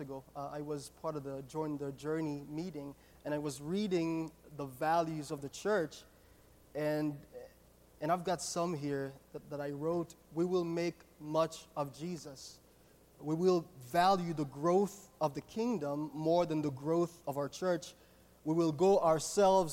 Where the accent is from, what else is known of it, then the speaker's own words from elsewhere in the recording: Haiti; moved away; I was born and raised in Haiti. I grew up in a loving Christian family in Haiti.